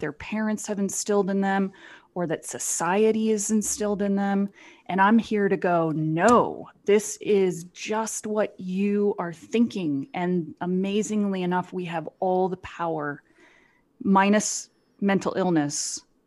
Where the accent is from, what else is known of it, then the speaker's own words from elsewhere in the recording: Phoenix, Arizona, United States; moved away as an adult; any shy young girl growing up in Phoenix, Arizona